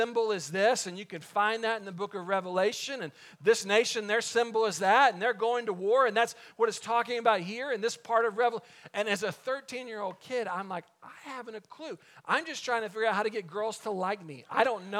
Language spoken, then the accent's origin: English; Waco, Texas, United States; David Koresh and the Davidians, they get into their conflict with the ATF just outside of my hometown